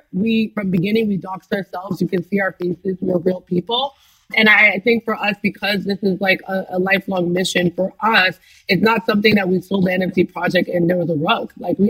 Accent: Nigeria; So me and Eche, yes, we are both Nigerian, but it's very keen for us that we find people from Egypt, from South Africa, from Kenya, from Ghana.

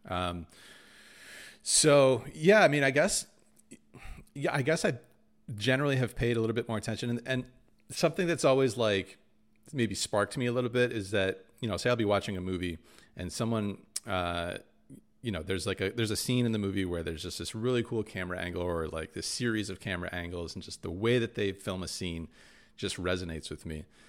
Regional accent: Michigan, United States; those are the two schools growing up in Michigan that, yeah, you sort of shoot for

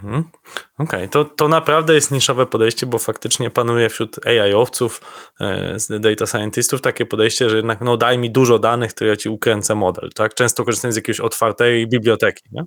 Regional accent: Lower Silesian Voivodeship, Poland; moi krajanie z Dolnego Śląska

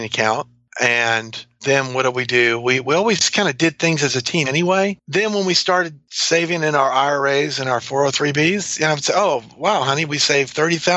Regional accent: New Orleans, Louisiana, United States; moved away; also born or lived in North Georgia / LaGrange, Georgia / Saudi Arabia; I grew up in New Orleans, so we like to eat.

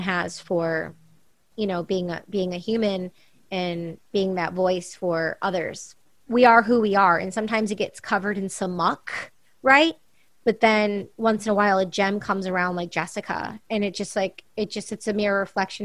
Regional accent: Michigan, United States; moved away as an adult; also born or lived in New York City, United States; now in Los Angeles, United States; I'm growing up in Michigan

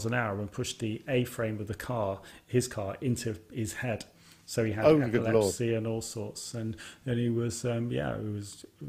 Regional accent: Birmingham, West Midlands, United Kingdom; my hometown, Birmingham.

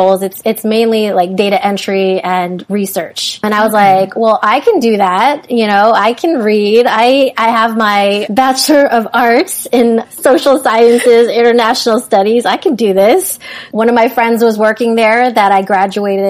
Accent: Philippines; I was born in the Philippines

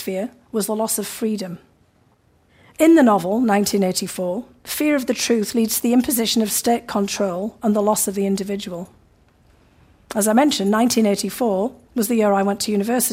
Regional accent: near Newcastle upon Tyne, North East England, United Kingdom; moved away as an adult; now in United States; in the northeast of England, not far from my hometown

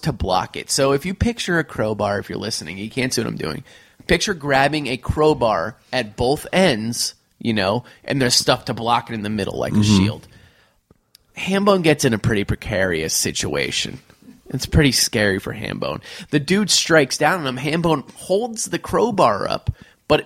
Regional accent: New Haven, Connecticut, United States; we grew up in New Haven, Connecticut

